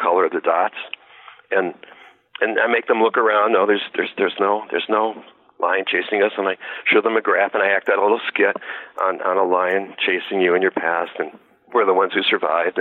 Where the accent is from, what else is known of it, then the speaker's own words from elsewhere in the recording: Detroit, Michigan, United States; I'm from Detroit.